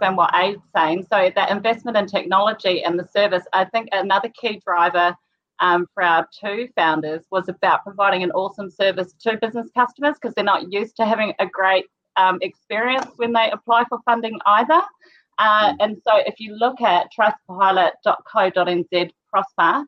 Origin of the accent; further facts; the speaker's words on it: Rotorua, Bay of Plenty, New Zealand; now in North Canterbury, New Zealand; I was born in Rotorua too